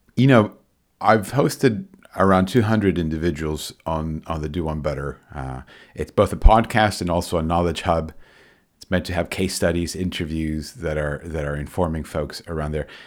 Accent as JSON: {"language": "English", "country": "Argentina", "said": "I'm originally from Argentina"}